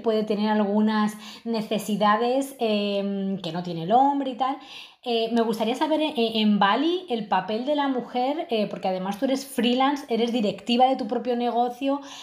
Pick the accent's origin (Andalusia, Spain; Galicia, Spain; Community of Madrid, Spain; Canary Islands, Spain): Community of Madrid, Spain; Madrid; now in Lisbon, Portugal; Yo ahora mismo estoy viviendo en Lisboa y bueno, yo soy de Madrid